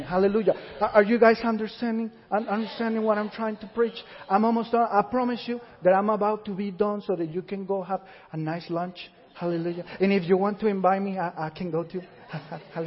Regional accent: Puerto Rico; moved away; we went to this Puerto Rican church because we come from Puerto Rico

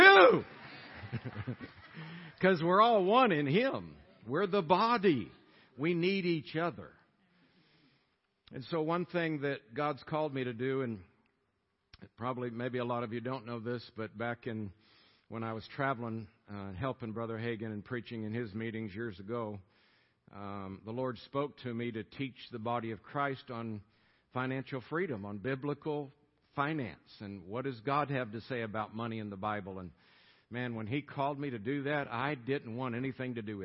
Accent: Tampa, Florida, United States; moved away as an adult; also born or lived in Colorado; Born and raised in Tampa, Florida. Lived there 27 years.

